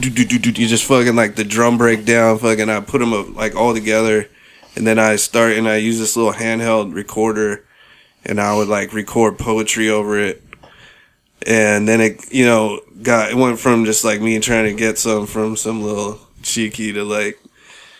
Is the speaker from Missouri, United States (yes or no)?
no; San Francisco, California, United States; also born or lived in Bronx, New York / Portland; We actually moved from New York to San Francisco when I was like 5